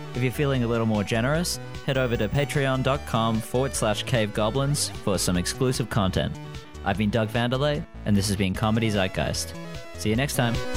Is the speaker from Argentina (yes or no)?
no; Australia; now in Vancouver, Canada; I'm Australian